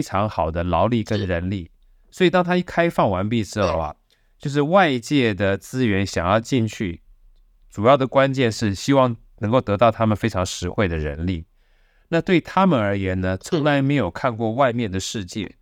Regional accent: Taiwan; 从小都是眷村长大的

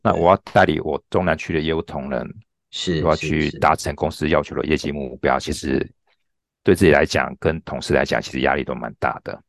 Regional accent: Taichung, Taiwan; also born or lived in Tianwei, Changhua; 从小是出生在彰化田尾小，诶，乡下地方。那嗯。从小到大就一直生，居住在台中市跟台中县啊。那从小就是从国小，就清水国小，清水国中、台中二中，到台北学院药学系啊。那嘉义大学一年毕业

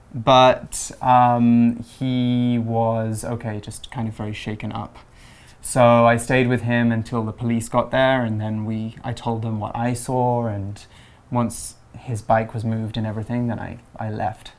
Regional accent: England, United Kingdom; growing up in England, having two sisters, and going to college

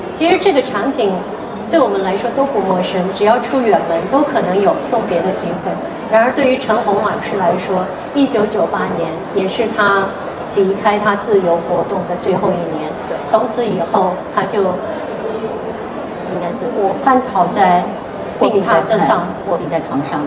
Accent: Xi'an, Shaanxi, China; moved away as an adult; also born or lived in Taipei, Taiwan; now in Taiwan; 我出生的地方呢，就是西安下面的一个县，叫长安县

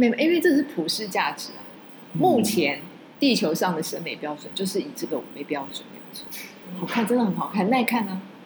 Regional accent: Taiwan; 我们都在这里生长

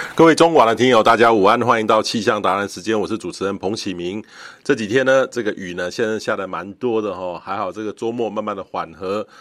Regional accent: Taiwan; 一般我们台湾人描述这个

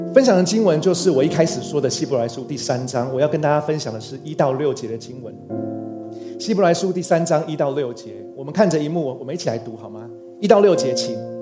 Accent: Taiwan; also born or lived in Chiayi; 终于可以放假回来台湾

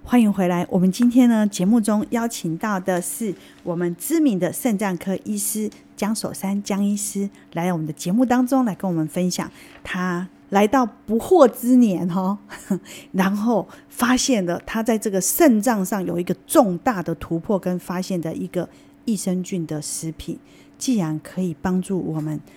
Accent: Taiwan; 造成我们台湾人洗肾

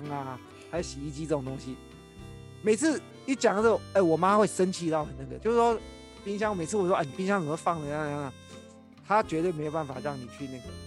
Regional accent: Taiwan; 我们台湾人

